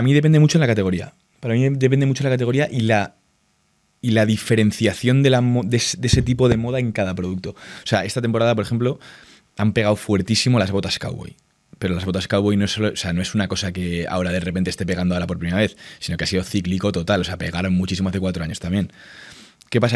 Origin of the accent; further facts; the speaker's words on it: Spain; en España al final somos los hijos de Inditex